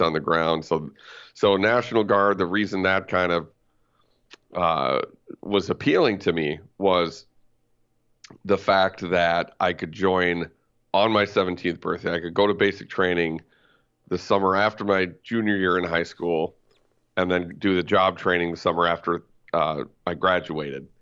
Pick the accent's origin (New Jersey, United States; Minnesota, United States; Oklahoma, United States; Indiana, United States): Minnesota, United States; White Bear Lake; I grew up in White Bear Lake, uh, Urbanus Heights, technically